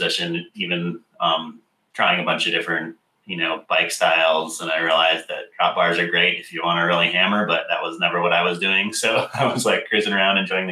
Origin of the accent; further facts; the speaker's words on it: Michigan, United States; also born or lived in Minnesota; now in Portland, United States; grew up in the center of the country in Michigan